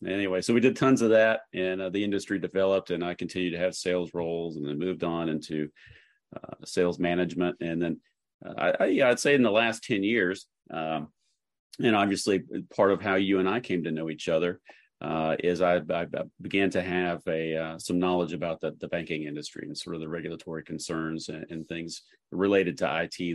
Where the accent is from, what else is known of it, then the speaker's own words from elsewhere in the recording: Chattanooga, Tennessee, United States; now in Nashville, United States; I grew up in Chattanooga, uh, Tennessee